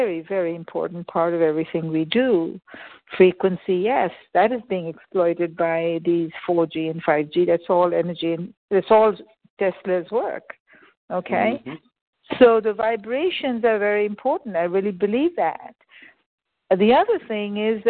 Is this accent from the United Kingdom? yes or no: no; India; moved away; I was born in India.